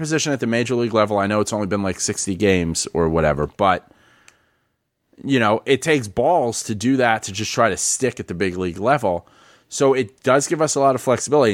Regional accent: New York City, New York, United States; moved away as an adult; I'm born and raised in the Bronx.

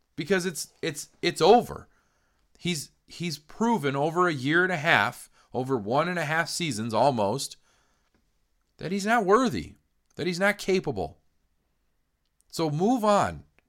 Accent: Greeley, Colorado, United States; we grew up in Greeley

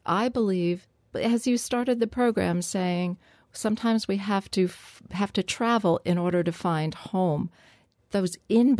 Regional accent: New Jersey, United States; And I could never see any of that growing up in New Jersey because stuff was in the way.

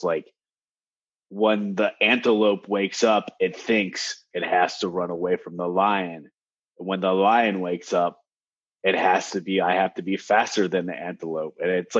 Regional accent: Cincinnati, Ohio, United States; growing up in Cincinnati.

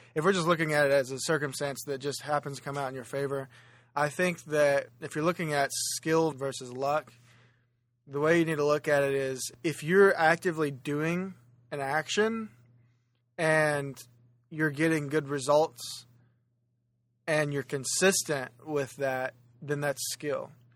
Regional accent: Oklahoma, United States; Oklahoma, which is where I'm originally from and where my home is

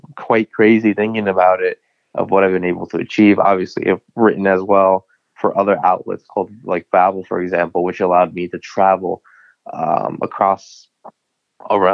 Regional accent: New England, United States; like any other American kid growing up in New England

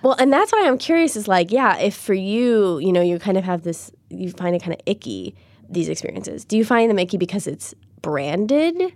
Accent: Chicago, Illinois, United States; I'm from Chicago

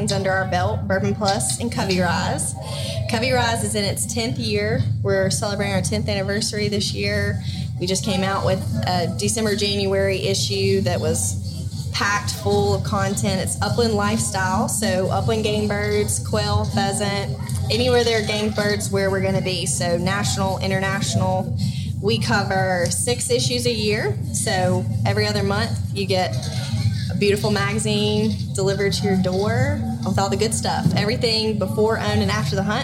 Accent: Mississippi, United States; I grew up hunting dove, duck, and deer. And I grew up in Mississippi.

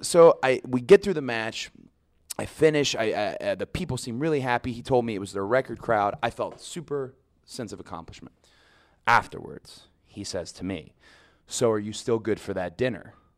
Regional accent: the South, United States; I'm from the South.

